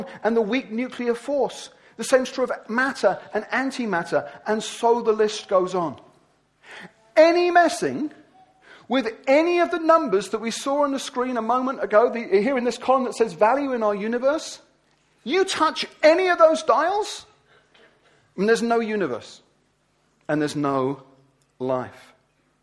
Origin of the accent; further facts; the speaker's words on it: Wimbledon, London, United Kingdom; I'm from Wimbledon.